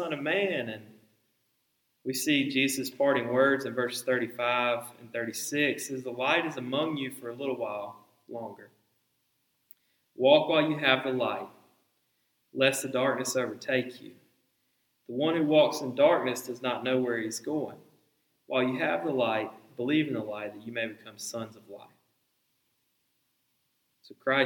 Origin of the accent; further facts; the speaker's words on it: the Bible Belt, United States; growing up in the Bible Belt, I've lived in the Bible Belt for 3 decades.